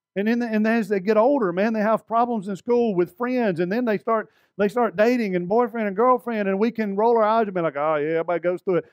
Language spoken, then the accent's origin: English; Alabama, United States; I'm from Alabama